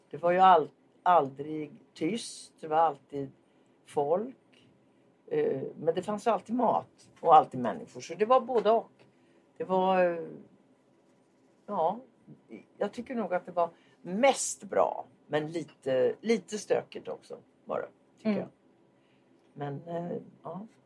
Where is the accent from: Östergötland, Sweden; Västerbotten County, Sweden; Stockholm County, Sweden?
Östergötland, Sweden; Linköping; Har du någon gång hört att jag kommer från Linköping?